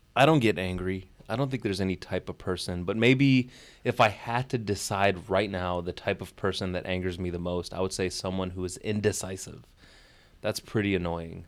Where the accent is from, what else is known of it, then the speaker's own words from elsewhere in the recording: Chicago, Illinois, United States; moved away as an adult; also born or lived in Kuwait / New York City / Dubai; to be back in my hometown, but on a different side of the city, far away from where I grew up